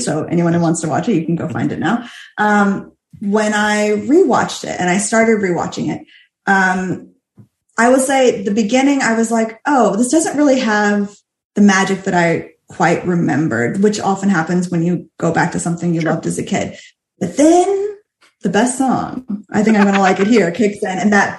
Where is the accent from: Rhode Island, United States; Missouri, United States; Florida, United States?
Florida, United States; growing up in Florida, I had seen regional productions